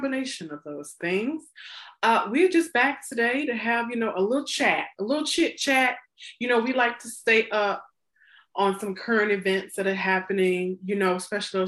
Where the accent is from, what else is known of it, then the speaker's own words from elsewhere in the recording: the South, United States; I'm from the South